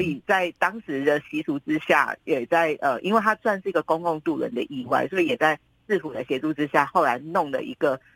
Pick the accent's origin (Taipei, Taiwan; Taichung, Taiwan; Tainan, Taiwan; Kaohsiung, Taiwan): Kaohsiung, Taiwan; 我们高雄人常常就，都会一定都听说这种故事